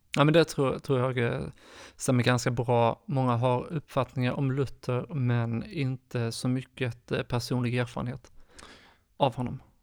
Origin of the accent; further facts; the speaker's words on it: Skåne, Sweden; moved away as an adult; now in Stockholm, Sweden; Jag är född och uppvuxen i Skåne men bor sedan snart tio år tillbaka i Stockholm